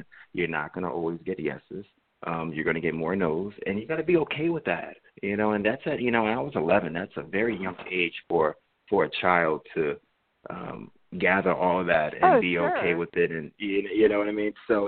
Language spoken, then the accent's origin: English; Jersey City, New Jersey, United States; moved away as an adult; now in Los Angeles, United States; I grew up in Jersey City.